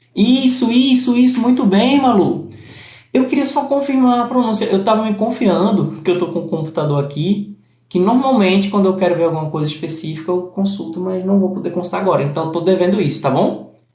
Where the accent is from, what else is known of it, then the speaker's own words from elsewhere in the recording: Brazil; I am from Brazil.